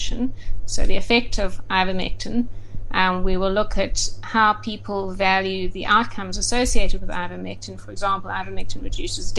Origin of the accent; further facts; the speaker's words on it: Durban, KwaZulu-Natal, South Africa; moved away as an adult; also born or lived in Johannesburg, South Africa / Cape Town, South Africa; now in United Kingdom; I was born in Durban, and I lived there for 17 years